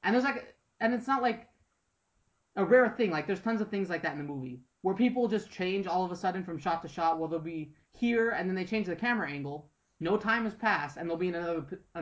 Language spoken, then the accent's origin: English; United States; I'm an American and I've kind of grown up with all these weird Grimm fairy tales